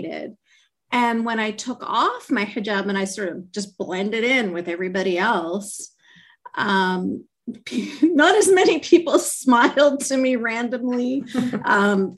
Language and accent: English; Canada; I grew up in Canada